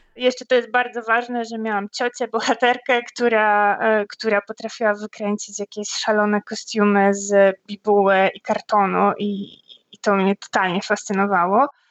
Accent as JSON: {"language": "Polish", "country": "Poland", "tie": "born or raised there", "said": "ja dorastałam w małym miasteczku w Polsce"}